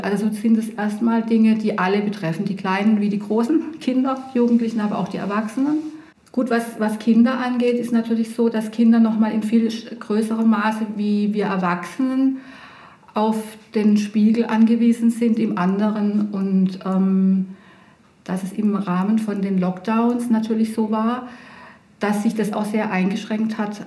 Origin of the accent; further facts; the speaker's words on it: Pforzheim, Baden-Württemberg, Germany; also born or lived in Heidelberg; now in Bretten, Germany; Ich bin in Pforzheim zur Schule gegangen